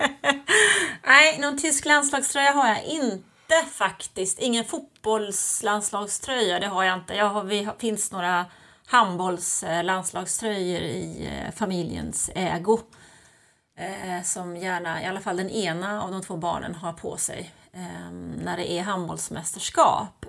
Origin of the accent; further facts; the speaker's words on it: Sweden; moved away; also born or lived in Germany; jag är ju född och uppvuxen i Sverige